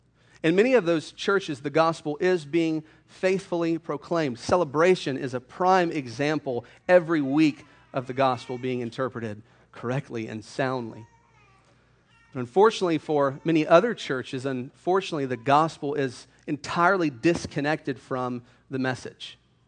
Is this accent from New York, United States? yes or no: no; Hilliard, Florida, United States; moved away as an adult; also born or lived in Louisville, Kentucky; I grew up in Hilliard, Florida. I graduated from Hilliard High School in 2004.